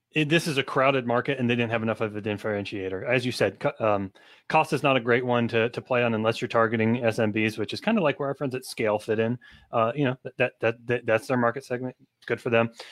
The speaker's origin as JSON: {"language": "English", "country": "United States", "said": "I'm an American citizen"}